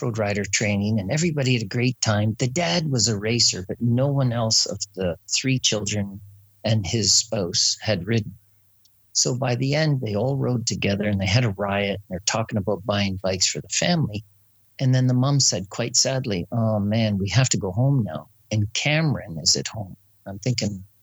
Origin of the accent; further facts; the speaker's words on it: United Kingdom; I'm British